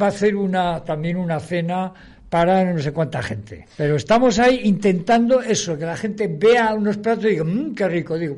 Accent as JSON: {"language": "Spanish", "region": "Basque Country", "country": "Spain", "said": "Yo soy vasco pero que amo Cádiz, al"}